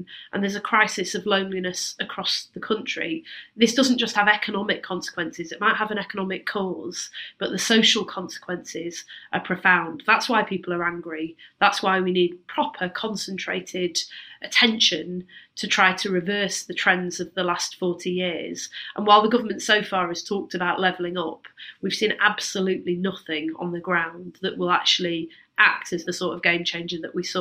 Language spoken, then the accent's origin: English; Manchester, North West England, United Kingdom; I grew up in Manchester